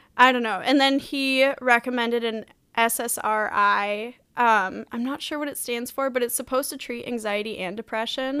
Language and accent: English; Wellesley, Massachusetts, United States; Wellesley, Massachusetts